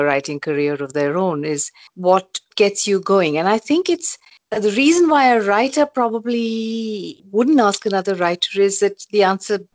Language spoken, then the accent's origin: English; India; when I was growing up in India